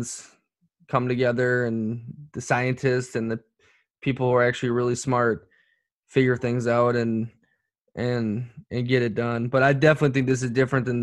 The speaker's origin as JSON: {"language": "English", "country": "United States", "moved": "yes", "lives_now": "Bologna, Italy", "said": "being American"}